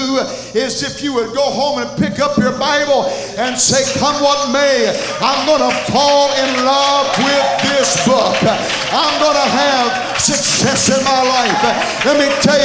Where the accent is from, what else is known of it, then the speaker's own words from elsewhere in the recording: Conyers, Georgia, United States; I come from Conyers, Georgia, one of the cities that make up the metroplex